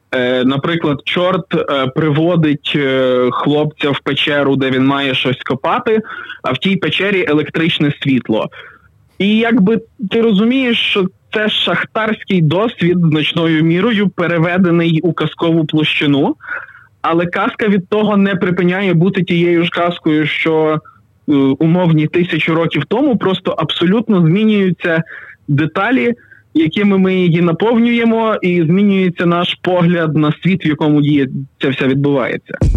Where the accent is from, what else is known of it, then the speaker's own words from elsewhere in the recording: Pokuttia, Ukraine; Родом із Покуття